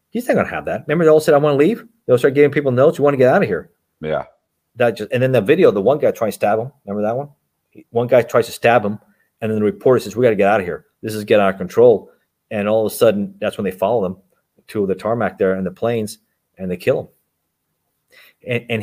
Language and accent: English; Miami, Florida, United States; also born or lived in Los Angeles, California; I was born in Los Angeles, in, in California, uh, but raised in South Florida, in uh, Miami.